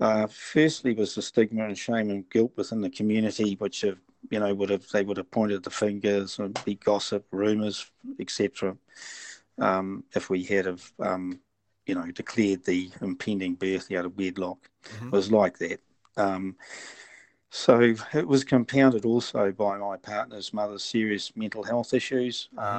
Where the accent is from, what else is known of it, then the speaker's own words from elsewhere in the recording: Pukekohe, Auckland, New Zealand; Okay, I'm from New Zealand, a small rural town called Pukekohe in South Auckland. I'm 69 years old.